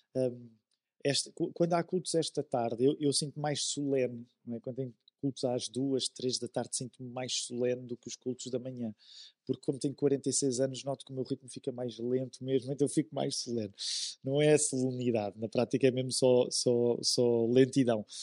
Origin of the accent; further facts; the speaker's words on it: Amadora, Lisbon, Portugal; Eu cresci na Amadora